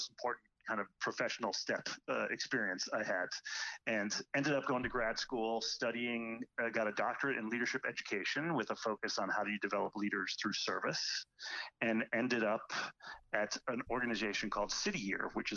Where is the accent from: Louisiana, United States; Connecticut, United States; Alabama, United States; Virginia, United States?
Connecticut, United States; Hartford; moved away as an adult; also born or lived in Washington, D.C. / Israel; now in Boston, United States; I grew up in Hartford, Connecticut, not so far away from Boston.